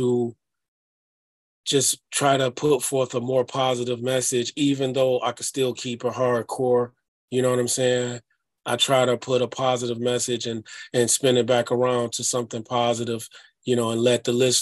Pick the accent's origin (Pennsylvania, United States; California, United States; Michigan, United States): Michigan, United States; Detroit; moved away as an adult; also born or lived in Amityville, New York; now in Minneapolis, United States; I grew up in Detroit, it was a city of ruins